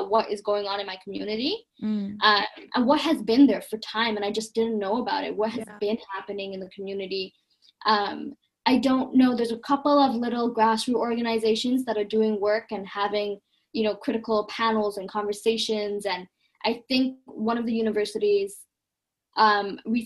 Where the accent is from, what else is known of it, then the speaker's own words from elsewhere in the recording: Toronto, Ontario, Canada; moved away as an adult; now in Cambridge, United Kingdom; because I grew up in Toronto